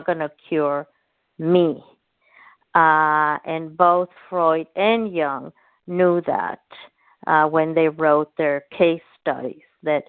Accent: Tucson, Arizona, United States; Tucson, Arizona.

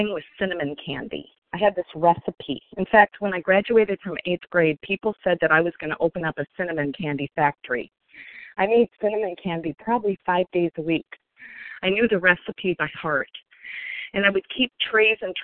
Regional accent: Sioux Falls, South Dakota, United States; also born or lived in Minnesota; I grew up in Sioux Falls, South Dakota, as the oldest of five

